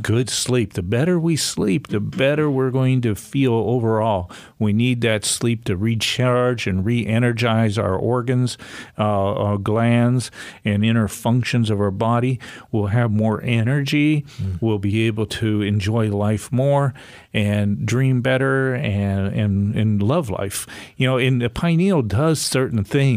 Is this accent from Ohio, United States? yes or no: yes; Coitsville, Ohio, United States; we grew up in Coitsville, Ohio.